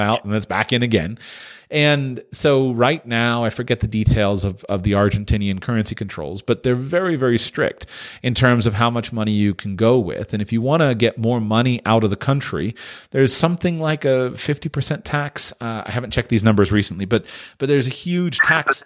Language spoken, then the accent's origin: English; United States; I'm American